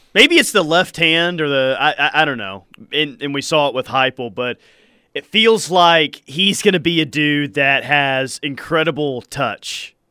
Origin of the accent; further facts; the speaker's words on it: Hawaii, United States; moved away as an adult; growing up in Hawaii